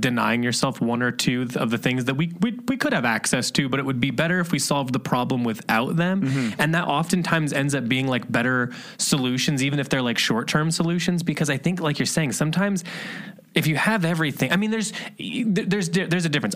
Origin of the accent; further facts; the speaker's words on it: Indiana or Ohio, Midwest, United States; moved away; we're from Indiana and Ohio